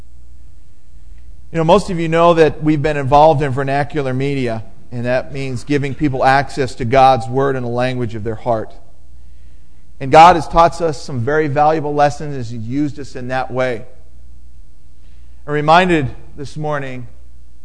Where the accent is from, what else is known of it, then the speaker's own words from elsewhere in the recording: United States; moved away as an adult; now in Cameroon; when we come back to the United States, we grew up here